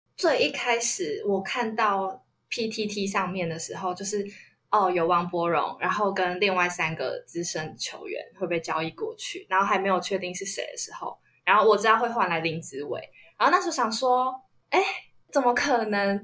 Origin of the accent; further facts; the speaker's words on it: Kaohsiung, Taiwan; 因为我也是高雄人嘛